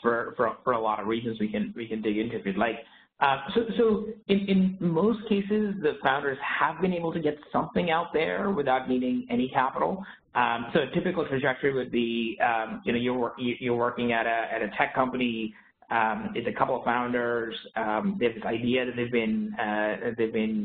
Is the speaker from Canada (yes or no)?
yes; Canada; now in San Francisco, United States; I grew up in Canada